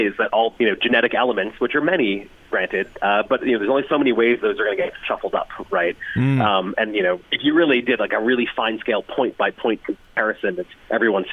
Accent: United States; accent: American; I'm American, as you can tell from my voice, but yes, my family came from Ireland in the 1840s.

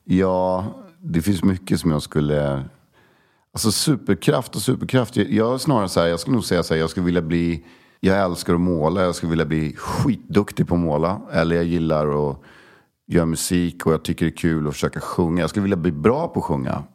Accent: Stockholm, Stockholm County, Sweden; also born or lived in Koster, west coast of Sweden (summers); Södermalm, absolut, jag är ju uppväxt där.

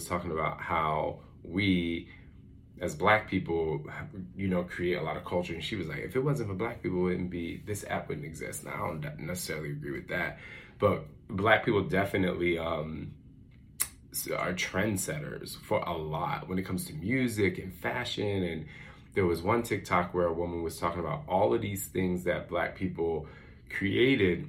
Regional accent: Philadelphia, Pennsylvania, United States; moved away; when we were growing up in Philly, like the block, everybody came out and sat on their porch

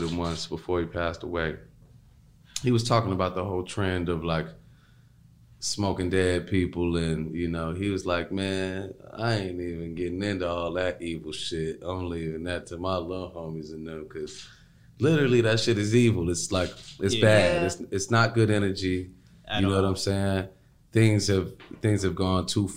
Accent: Chicago, Illinois, United States; I'm also coming from Chicago

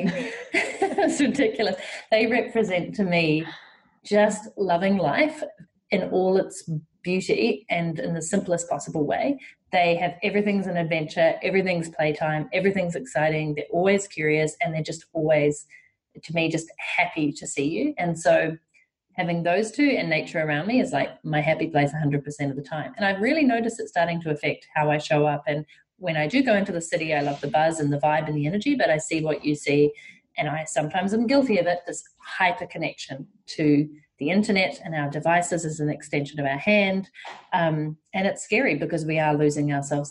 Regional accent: New Zealand; growing up in New Zealand

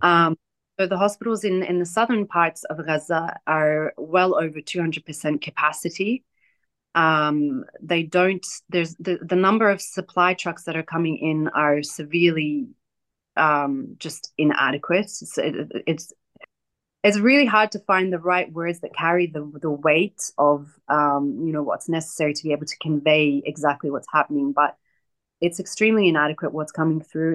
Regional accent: Australia; moved away as an adult; also born or lived in Hebron, West Bank (family origin) / Palestine; I'm Palestinian, but I grew up in Australia

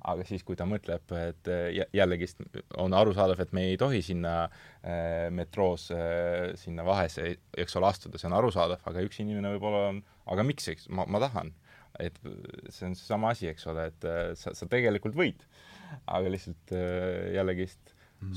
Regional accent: Loksa, Harju County, Estonia; mina olen Loksalt pärit

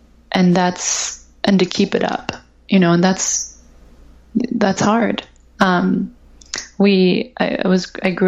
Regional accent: Ohio, United States; I'm from Ohio. My dad's from Singapore

